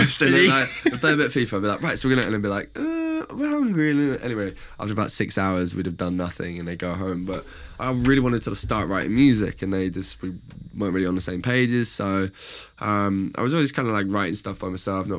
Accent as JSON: {"language": "English", "town": "Reading", "region": "South East England", "country": "United Kingdom", "tie": "born or raised there", "also_born_or_lived": "Liverpool", "said": "I grew up in Reading, studied in Liverpool"}